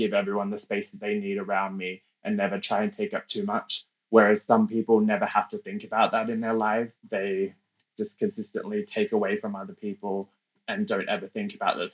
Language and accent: English; Canberra, Australian Capital Territory, Australia; first language English; now in London, United Kingdom; I grew up in Canberra in Australia